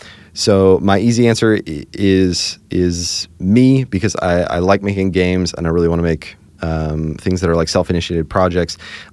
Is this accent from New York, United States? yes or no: no; Hershey, Pennsylvania, United States; now in Nashville, United States; Especially since we moved away, we grew up in Hershey, Pennsylvania. Now we live here in Nashville.